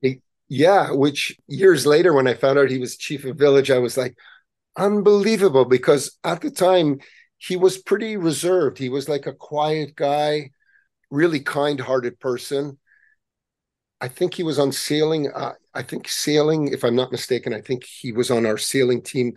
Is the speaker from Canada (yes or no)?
yes; Montreal, Quebec, Canada; we grew up in Montreal